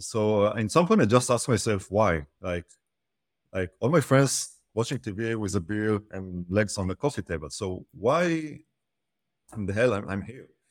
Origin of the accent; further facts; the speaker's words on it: Israel; I'm from Israel